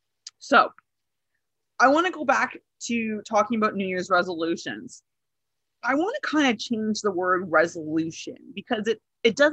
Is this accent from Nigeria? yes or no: no; Northern Ontario, Canada; I'm from Northern Ontario, very, very French.